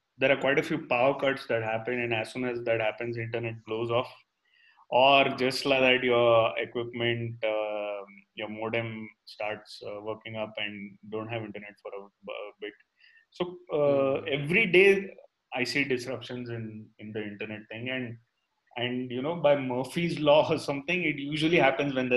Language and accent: English; Goa, India; moved away; I grew up in Goa